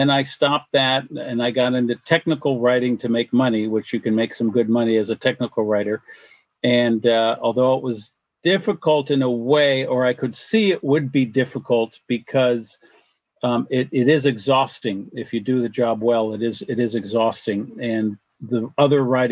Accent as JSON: {"language": "English", "region": "upstate New York", "country": "United States", "tie": "born or raised there", "also_born_or_lived": "Washington State", "moved": "yes", "lives_now": "Washington, United States", "said": "I grew up on the East Coast in upstate New York"}